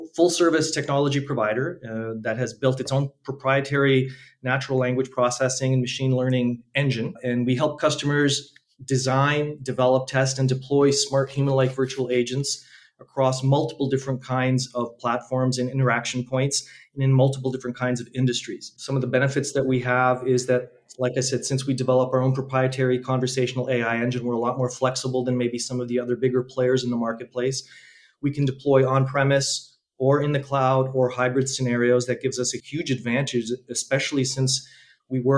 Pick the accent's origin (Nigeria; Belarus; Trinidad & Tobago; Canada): Canada; accent: Canadian; moved away as an adult; now in Slovakia; I actually was born in Slovakia, but I left when I was 1 year old many years ago. And I moved to Canada. That's why you can maybe tell I have a different accent or my accent is a Canadian accent